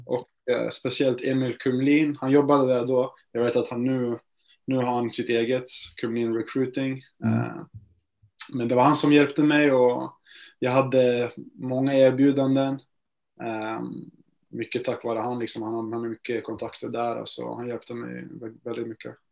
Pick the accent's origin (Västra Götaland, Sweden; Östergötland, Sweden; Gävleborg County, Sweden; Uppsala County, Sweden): Gävleborg County, Sweden; Gävle; moved away as an adult; also born or lived in United States; Jag är från Gävle, eh, så jag började spela här eh, i en liten klubb eh, precis där jag bor